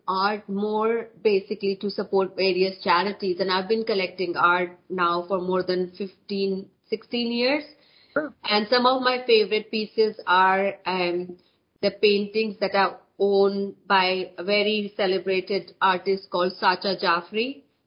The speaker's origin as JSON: {"language": "English", "country": "India", "tie": "born or raised there", "also_born_or_lived": "west of Scotland", "moved": "as an adult", "lives_now": "United Kingdom", "said": "I'm born and brought up in India, so I did my education in India as well."}